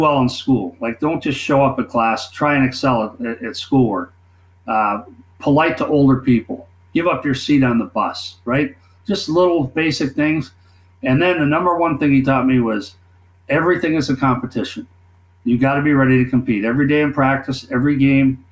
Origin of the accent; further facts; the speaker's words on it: Minnesota, United States; moved away as an adult; I was 18 from Minnesota, didn't know anything.